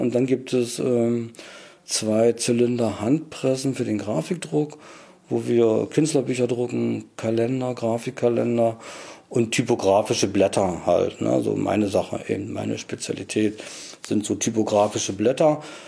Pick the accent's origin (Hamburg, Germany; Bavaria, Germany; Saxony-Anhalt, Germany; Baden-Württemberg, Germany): Saxony-Anhalt, Germany; moved away as an adult; now in Mecklenburg, Germany; ich bin Migrant, habe einen sachsen-anhaltinischen Hintergrund sozusagen, bin aber durch meinen Erstberuf nach Mecklenburg gekommen, das war 1982